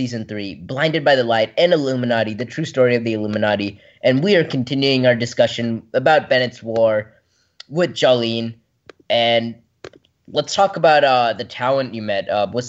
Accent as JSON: {"language": "English", "town": "Brentwood", "region": "Tennessee", "country": "United States"}